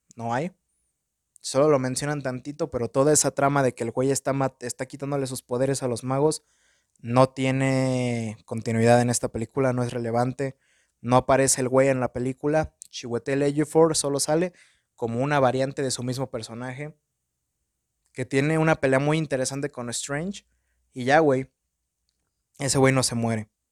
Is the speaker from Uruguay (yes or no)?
no; Mexico; tengo mi acento en inglés bien pocho porque soy un pinche mexicano